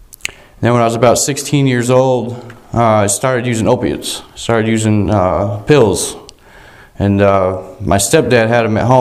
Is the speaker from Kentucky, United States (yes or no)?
no; Vermont, United States; also born or lived in South Royalton, Vermont; I grew up in Vermont.